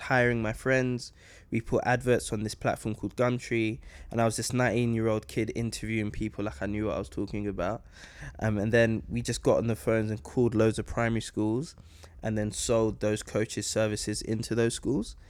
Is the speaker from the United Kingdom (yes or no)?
yes; London, United Kingdom; growing up in London